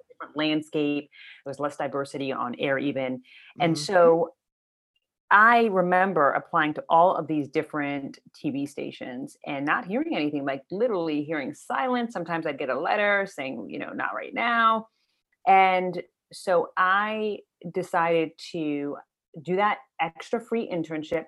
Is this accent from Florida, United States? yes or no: no; Maryland, United States; I grew up in Maryland, and my parents migrated from Ethiopia